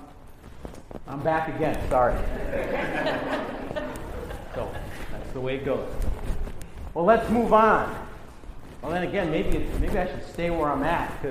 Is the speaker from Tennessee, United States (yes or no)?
no; Wisconsin, United States; also born or lived in New York; now in Los Angeles, United States; I grew up in Wisconsin in the Midwest